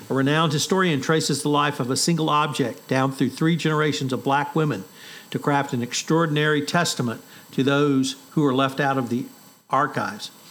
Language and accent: English; Texas, United States; as a Texan